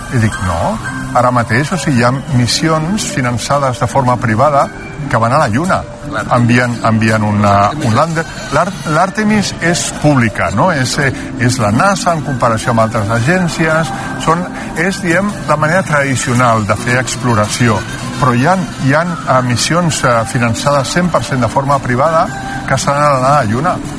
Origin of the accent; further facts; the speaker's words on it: Catalonia, Spain; nosaltres que som catalans